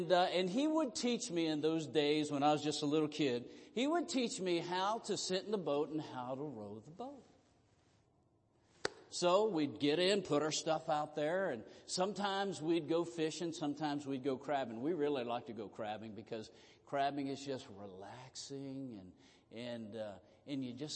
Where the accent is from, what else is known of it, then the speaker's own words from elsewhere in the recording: Southern Maryland, United States; moved away; I grew up in Southern Maryland